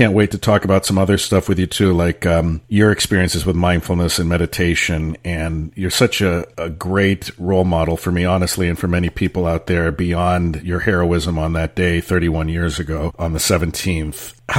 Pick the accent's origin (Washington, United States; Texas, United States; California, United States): California, United States; San Francisco; growing up in San Francisco, earthquakes happened all the time